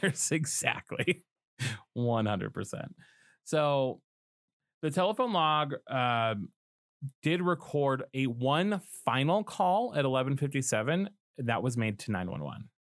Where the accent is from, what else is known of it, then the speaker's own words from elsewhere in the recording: Colorado, United States; Colorado, which is my home state